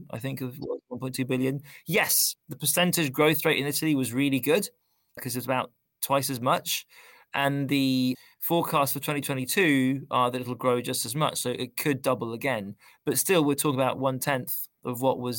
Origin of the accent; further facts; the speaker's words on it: London, United Kingdom; moved away; I grew up in London.